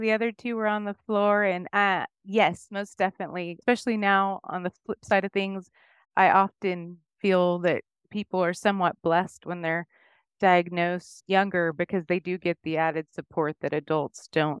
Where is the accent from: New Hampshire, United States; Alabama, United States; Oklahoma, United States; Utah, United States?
Oklahoma, United States; Chickasha; now in Cedar Park, Texas, United States; I was born in Chickasha.